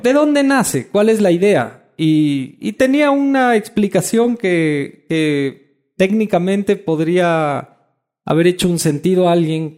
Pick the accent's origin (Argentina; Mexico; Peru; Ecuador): Ecuador